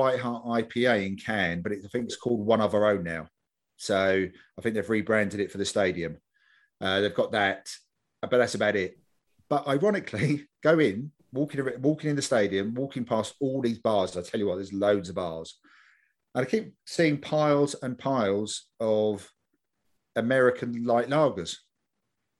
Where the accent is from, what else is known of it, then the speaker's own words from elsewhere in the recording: London, United Kingdom; I grew up in Stoke Newington